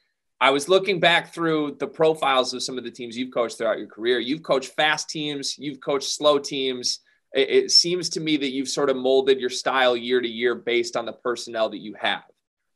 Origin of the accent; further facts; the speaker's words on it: Big Ten country, Midwest, United States; I'm from Big Ten country.